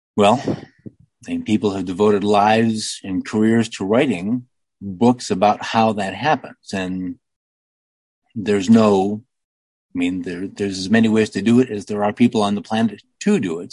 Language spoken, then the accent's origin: English; United States; I'm only an American